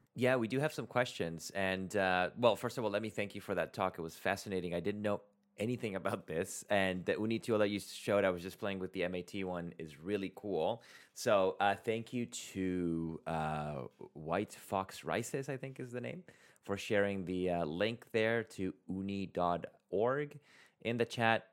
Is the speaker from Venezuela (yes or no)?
yes; Venezuela; moved away; I'm originally from Venezuela